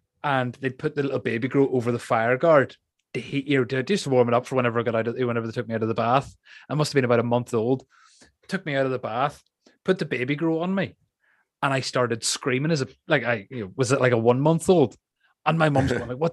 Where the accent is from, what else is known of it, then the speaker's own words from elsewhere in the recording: Ireland; an Irishman